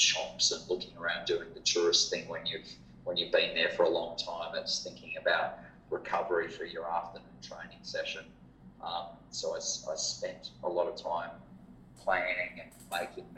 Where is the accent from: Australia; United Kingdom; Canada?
Australia; Perth, Western Australia; also born or lived in Thailand / Japan; I was from Perth